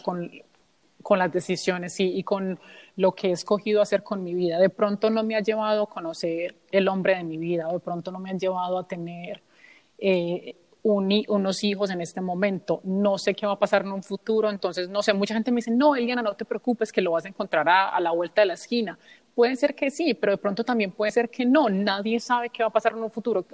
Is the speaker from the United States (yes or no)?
yes; United States; also born or lived in Colombia; he crecido en los Estados Unidos